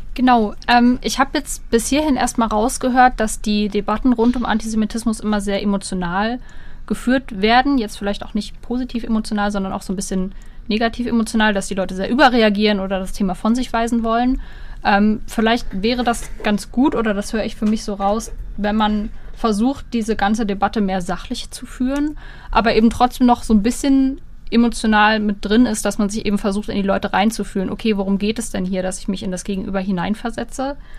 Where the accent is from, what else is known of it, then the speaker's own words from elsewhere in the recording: Germany; die Sozialisation, die wir als Deutsche ja haben